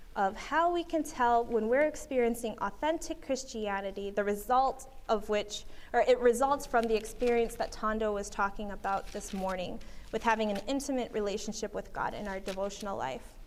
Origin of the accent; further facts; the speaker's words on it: Berrien Springs, Michigan, United States; I was raised in Berrien Springs, Michigan